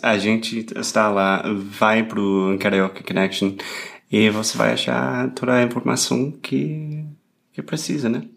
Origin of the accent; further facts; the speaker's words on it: United States; Portuguese is a second language; now in Brazil; Eu sou americano